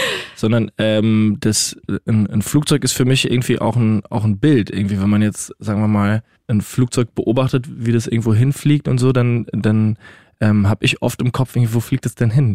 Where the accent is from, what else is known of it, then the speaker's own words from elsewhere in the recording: Rhineland-Palatinate, Germany; now in Austria; ich bin ja Pfälzer